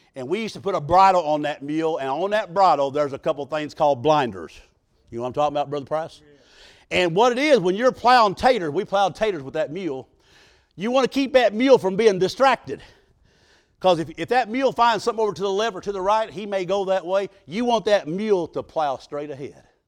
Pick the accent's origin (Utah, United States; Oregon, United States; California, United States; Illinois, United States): Illinois, United States; Southern; I was raised in Southern Illinois in Pigeon Roost Holler.